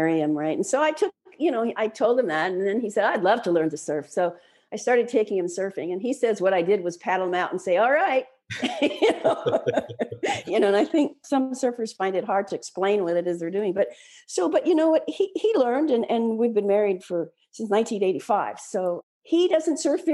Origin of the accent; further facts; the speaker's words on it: Waialua, Hawaii, United States; moved away; I have my family's home now where I grew up in Wailua, Hawaii on the North Shore